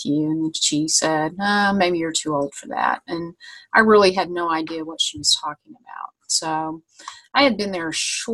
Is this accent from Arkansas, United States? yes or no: no; Vincennes, Indiana, United States; also born or lived in Anderson, Indiana; I moved to Anderson, Indiana from my hometown of Vincennes.